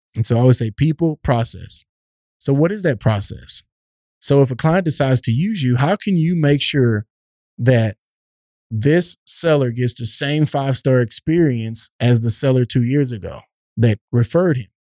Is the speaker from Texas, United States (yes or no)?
yes; East Texas, United States; growing up in East Texas